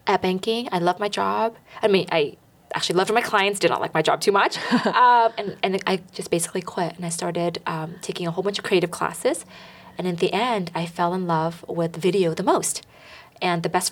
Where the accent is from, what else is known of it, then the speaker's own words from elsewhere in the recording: Bay Area, California, United States; Growing up in the Bay Area